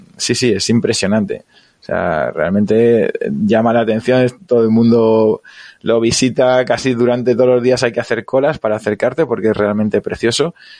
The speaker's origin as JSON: {"language": "Spanish", "town": "Alicante", "region": "Valencian Community", "country": "Spain", "said": "yo soy de Alicante"}